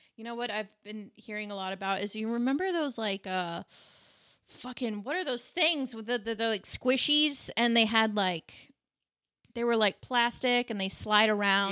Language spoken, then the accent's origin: English; United States; as an American